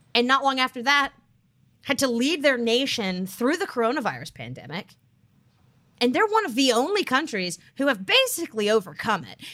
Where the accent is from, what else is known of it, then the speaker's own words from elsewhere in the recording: United States; as an American